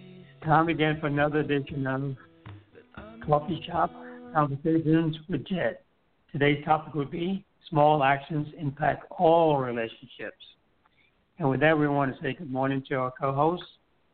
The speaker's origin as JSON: {"language": "English", "country": "U.S. Virgin Islands", "tie": "born or raised there", "said": "here's a little thing that culturally I've learned in the Virgin Islands, growing up in the Virgin Islands."}